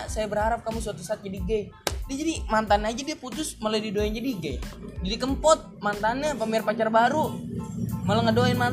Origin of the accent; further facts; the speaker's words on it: Jakarta, Indonesia; kita kan anak Betawi